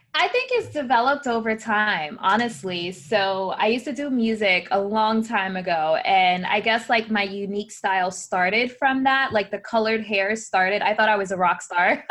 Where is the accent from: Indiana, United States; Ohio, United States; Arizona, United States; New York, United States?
New York, United States; New York City; I was born in the Bronx, New York